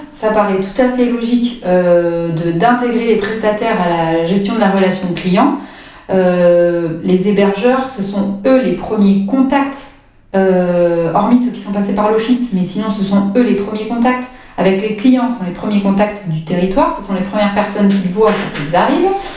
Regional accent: Brittany, France; now in Biscarrosse, France; je suis bretonne

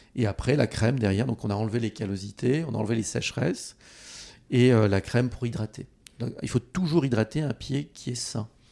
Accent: Treignac, Nouvelle-Aquitaine, France; mon village où j'ai grandi, en Haute-Corrèze

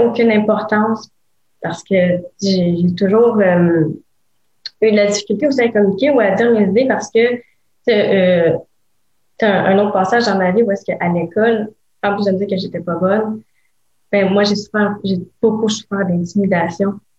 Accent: Gatineau, Quebec, Canada; je viens de Gatineau

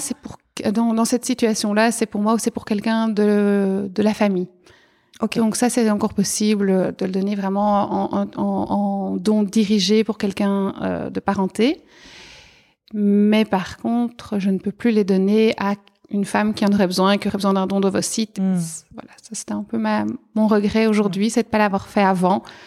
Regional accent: Arlon, Wallonia, Belgium; moved away as an adult; now in Brussels, Belgium; je suis originaire à la base d'Arlon, donc euh, vraiment à la frontière euh, Belgique-Luxembourg

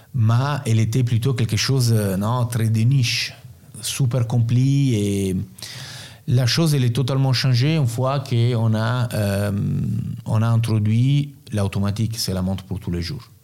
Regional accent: Rome, Lazio, Italy; French is a second language; also born or lived in Naples / Turin / Milan; moi je suis né à Naples, je suis grandi à Rome, j'ai passé partie de ma vie entre Turin et Milan.

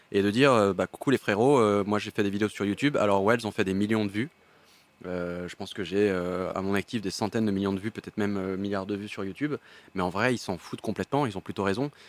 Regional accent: Paris, Île-de-France, France; je suis né à Paris, donc j'ai pu vivre chez ma mère pendant assez longtemps

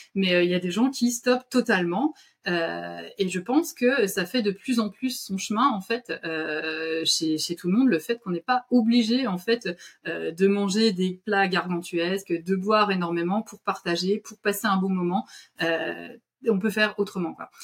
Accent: France; chez nous, en France

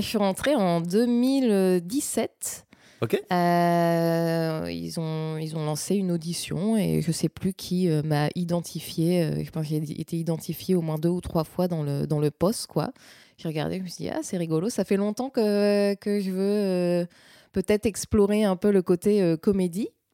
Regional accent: north of France, France; je suis originaire du nord de la France

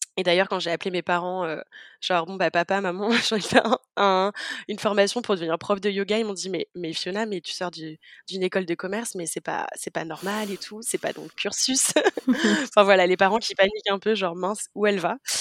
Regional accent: southern France, France; now in Amsterdam, Netherlands; je viens du sud de la France et j'habite à Amsterdam en ce moment aux Pays-Bas

